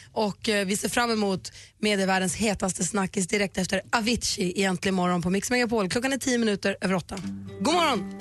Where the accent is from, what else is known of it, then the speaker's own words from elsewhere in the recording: Luleå, Norrbotten County, Sweden; jag kommer från Luleå, att man är uppvuxen i en småstad